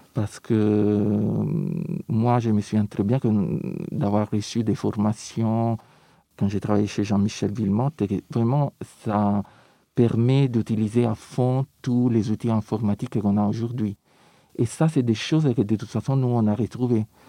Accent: Rome, Lazio, Italy; French is a second language; now in Paris, France; je viens de Rome

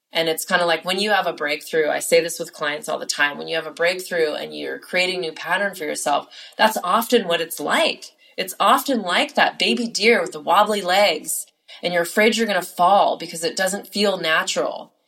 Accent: California, United States; I am from California

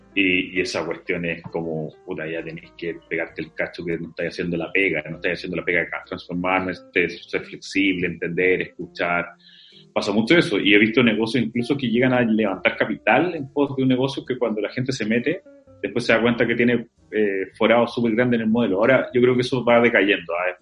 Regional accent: Antofagasta, Chile; moved away; soy antofagastino

